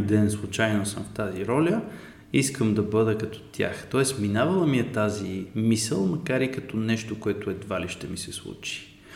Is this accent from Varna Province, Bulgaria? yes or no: no; Sofia, Sofia City, Bulgaria; И съм от София